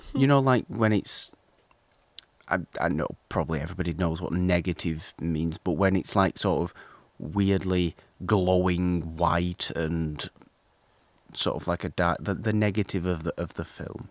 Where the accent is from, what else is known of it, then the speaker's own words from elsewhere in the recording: United Kingdom; I'm British